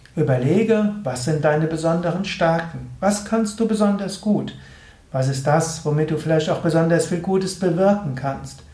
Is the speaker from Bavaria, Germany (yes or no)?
no; Gensingen, Rhineland-Palatinate, Germany; aus Gensingen, das ist der Ort, wo ich herkomme